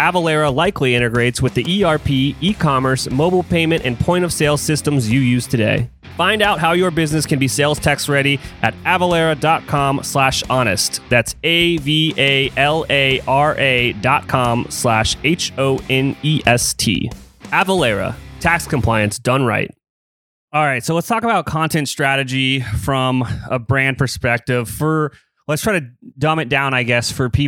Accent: Columbus, Ohio, United States; I grew up here in Columbus, Ohio

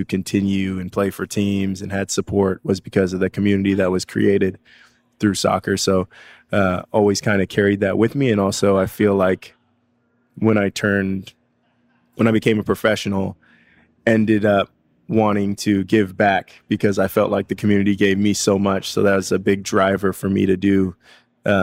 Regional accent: Federal Way, Washington, United States; co-founder of Ballard FC, former Seattle Sounder, player from Federal Way.

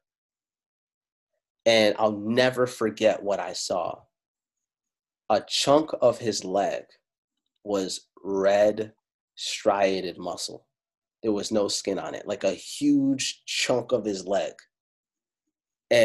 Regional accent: Italy; first language Italian; English is a second language; Italian was my first language. I'm Afro-Italiano

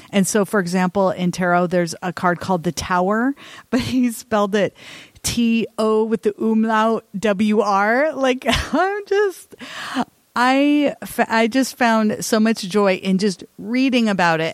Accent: Salem, Oregon, United States; my hometown here in Salem, Oregon

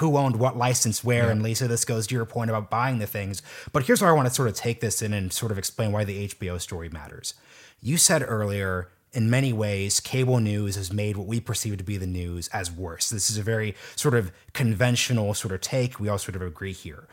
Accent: Portland, Oregon, United States; I'm from Portland, Oregon

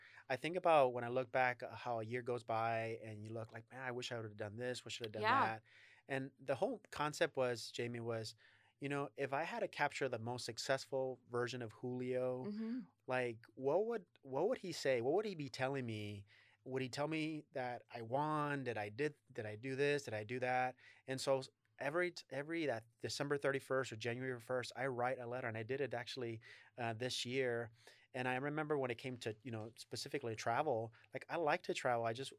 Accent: Texas, United States; I'm originally from Texas

